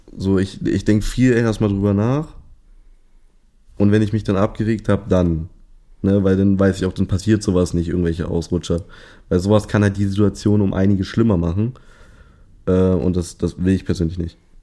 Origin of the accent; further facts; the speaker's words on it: Hanover, Lower Saxony, Germany; ich komme ursprünglich aus Hannover.